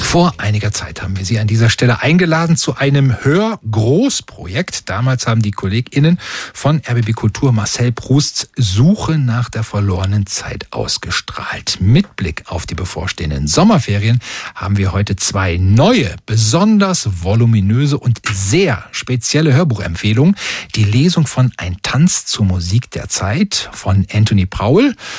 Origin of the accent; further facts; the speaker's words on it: Oberhausen, North Rhine-Westphalia, Germany; bei uns in Oberhausen